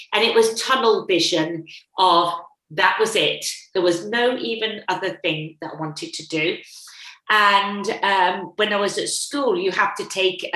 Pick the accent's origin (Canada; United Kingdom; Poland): United Kingdom; England; moved away as an adult; now in Australia; Being English